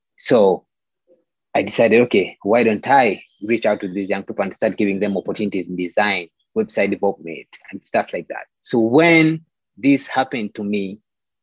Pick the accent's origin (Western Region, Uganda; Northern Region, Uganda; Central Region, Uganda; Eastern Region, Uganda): Central Region, Uganda; Kampala; born and raised in Kampala, Uganda.